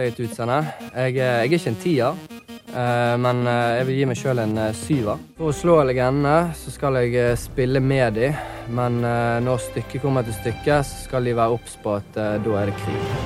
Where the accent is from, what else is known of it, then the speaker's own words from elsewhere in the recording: Vennesla, Agder, Norway; Jeg kommer fra Vennesla.